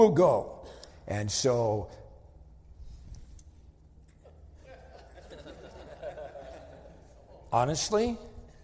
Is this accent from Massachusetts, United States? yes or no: yes; Wenham, Massachusetts, United States; moved away; I'm from Wenham, Massachusetts. Wenham is a little dinky town of 3,000 people